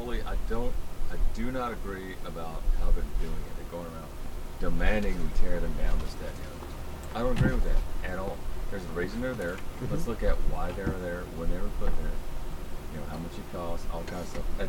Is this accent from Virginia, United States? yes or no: yes; Virginia, United States; I grew up in Virginia